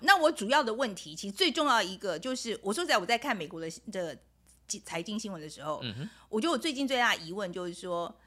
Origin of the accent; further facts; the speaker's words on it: Taiwan; 毕竟我是台湾人